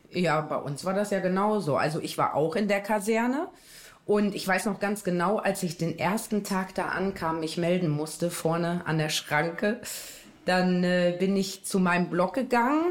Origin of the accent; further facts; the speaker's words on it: Osnabrück, Lower Saxony, Germany; Da habe ich dann meine Heimatstadt Osnabrück gewählt